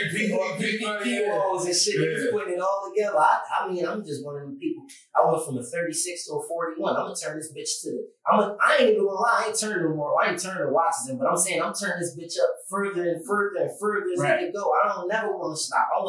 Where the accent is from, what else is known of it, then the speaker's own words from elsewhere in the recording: Philadelphia, Pennsylvania, United States; also born or lived in California; now in Miami, United States; I'm from West Philly